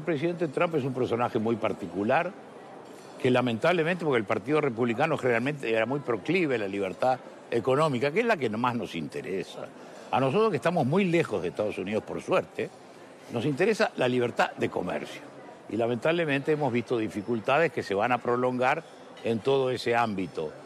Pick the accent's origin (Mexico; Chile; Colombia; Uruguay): Uruguay